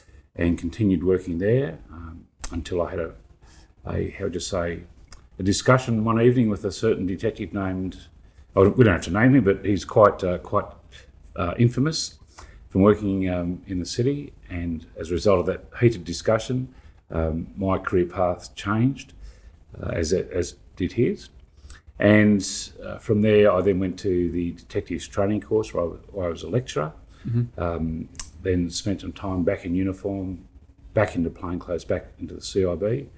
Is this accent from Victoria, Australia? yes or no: no; Cumnock, New South Wales, Australia; I grew up in a very small village in the central west of New South Wales, a little town called Cumnock. Had a huge population of about 250 people in the town